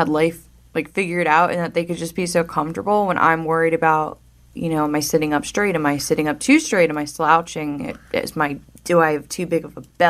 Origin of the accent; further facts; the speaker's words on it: New Jersey, United States; I was born in New Jersey, South Jersey. I went to Rancocas Valley Regional High School in Mount Holly